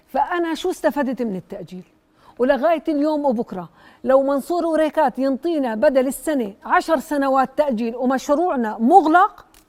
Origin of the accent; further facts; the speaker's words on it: Jordan; انا كمتعثره اردنيه